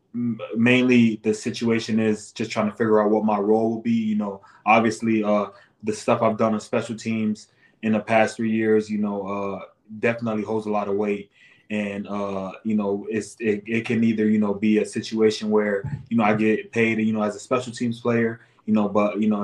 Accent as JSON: {"language": "English", "region": "Florida", "country": "United States", "moved": "yes", "lives_now": "Minnesota, United States", "said": "I'm from Florida"}